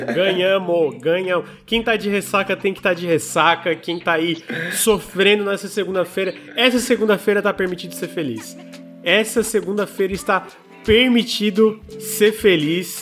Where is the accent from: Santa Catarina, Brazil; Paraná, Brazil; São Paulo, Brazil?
Santa Catarina, Brazil; Criciúma; Eu sou de Santa Catarina, especialmente Criciúma